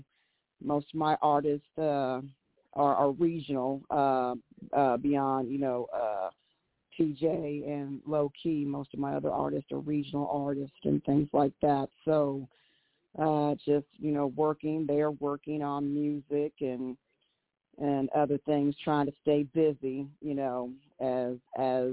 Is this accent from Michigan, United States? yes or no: no; Cincinnati, Ohio, United States; moved away as an adult; also born or lived in Kansas City, Missouri; now in Austin, United States; I'm originally from Cincinnati, Ohio, and I lived in Kansas City, Missouri for a number of years.